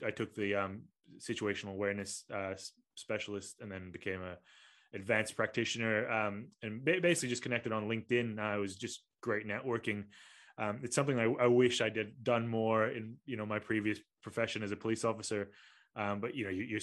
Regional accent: Kuala Lumpur, Malaysia; moved away; I'm from Kuala Lumpur

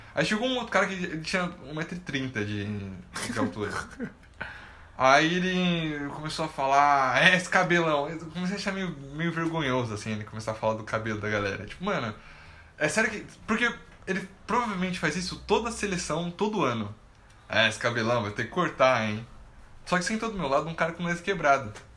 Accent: Brazil; como um bom brasileiro

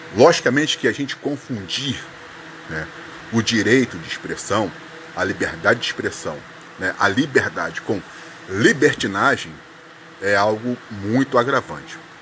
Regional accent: Brazil; Nós somos brasileiros

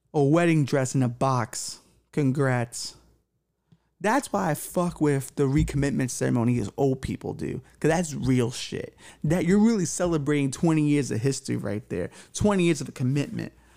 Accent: New York, United States; I was from here and it mattered to me and it was my home

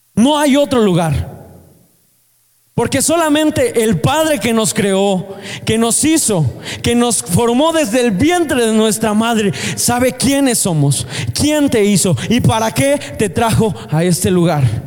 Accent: Mexico; Nosotros somos mexicanos

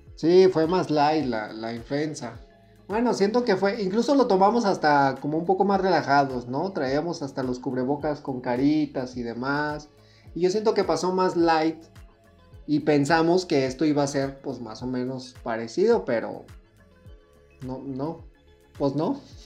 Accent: Mexico; nosotros somos mexicanos

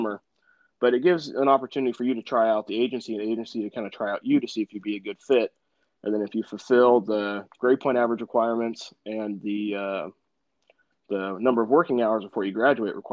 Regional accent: Arcata, California, United States; also born or lived in Hollister, California; being born and raised in Arcata

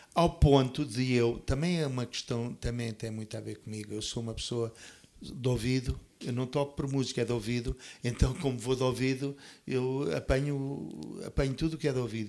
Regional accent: Portugal; moved away; also born or lived in Toronto, Canada; Eu vim do Canadá para Portugal com um sentimento de de amor muito grande pelo meu país, que eu sempre amei

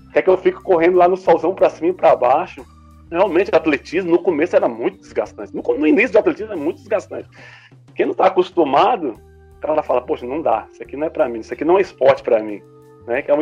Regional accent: Sobradinho, Federal District, Brazil; Eu sou de Sobradinho, como o Lucas falou aí alguns minutos atrás.

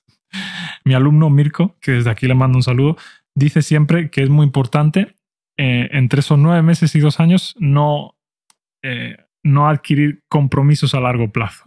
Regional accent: Spain; mi opinión como español

